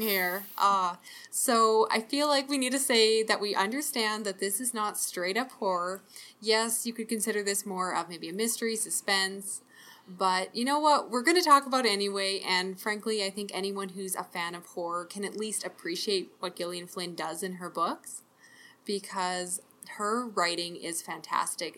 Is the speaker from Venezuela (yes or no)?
no; Canada; I'm Canadian